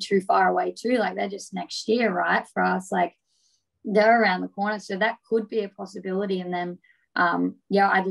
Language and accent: English; Geelong, Victoria, Australia; my hometown